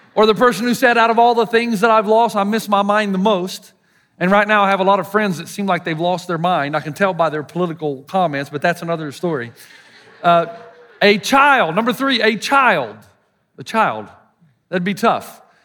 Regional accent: the South, United States; accent: Southern; my Southern accent

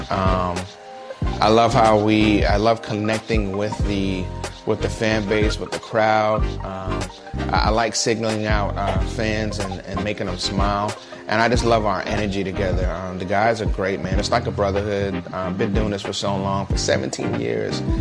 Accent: Brooklyn, New York, United States; now in Jacksonville, United States

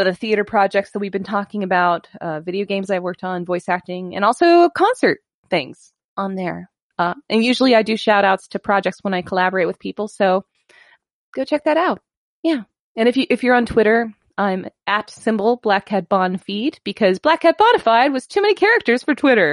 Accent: Pittsburgh, Pennsylvania, United States; moved away as an adult; now in Austin, United States; I'm from Pittsburgh originally. 36 years of my life was spent in Pittsburgh, Pennsylvania. The last 3 to 4 years in Austin

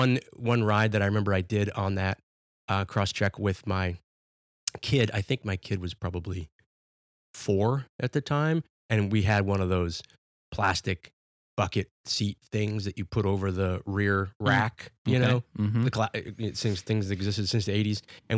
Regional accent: Virginia, United States; I moved from Virginia, grew up in Virginia.

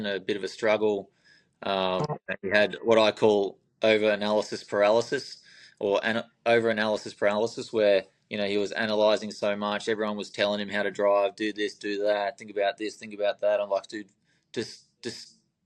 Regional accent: Albury-Wodonga, Australia; I'm from Albury, Wodonga

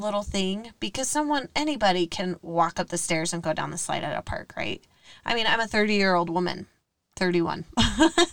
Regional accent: West Point, United States; now in Syracuse, United States; we grew up in West Point

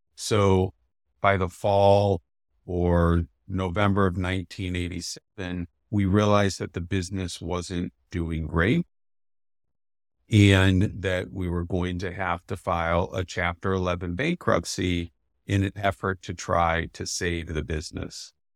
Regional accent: Canton, Ohio, United States; moved away as an adult; also born or lived in Madison, Wisconsin; now in Milwaukee, United States; I grew up in Canton, Ohio, nice small town in northeastern Ohio

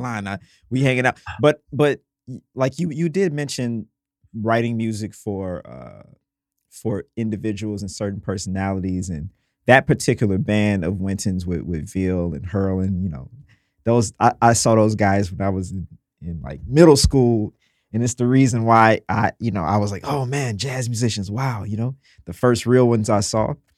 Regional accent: Mississippi, United States; I'm from Mississippi

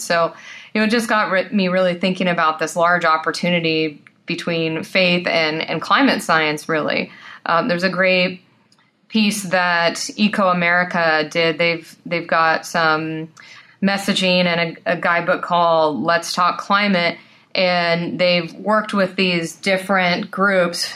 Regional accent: San Joaquin Valley, California, United States; I grew up in the San Joaquin Valley, a very agricultural area

